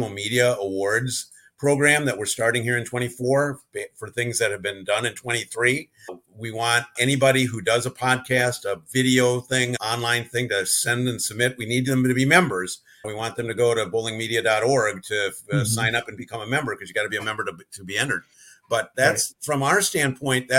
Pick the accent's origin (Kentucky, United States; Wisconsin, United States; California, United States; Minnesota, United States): Wisconsin, United States; moved away as an adult; now in Texas, United States; I'm from Wisconsin